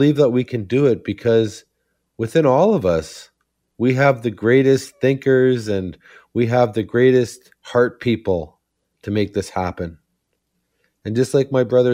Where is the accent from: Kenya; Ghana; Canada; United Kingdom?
Canada; Serpent River First Nation, Ontario; I'm from Serpent River First Nation.